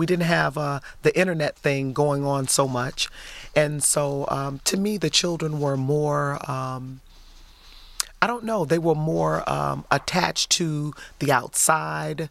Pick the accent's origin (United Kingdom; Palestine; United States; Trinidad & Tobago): United States; Detroit, Michigan; also born or lived in Highland Park, Michigan; graduated from Kettering High School in Detroit, and lived on the east side all my life